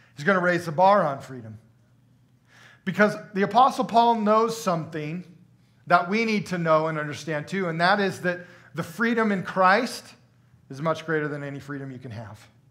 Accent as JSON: {"language": "English", "country": "United States", "said": "dual freedom as an American"}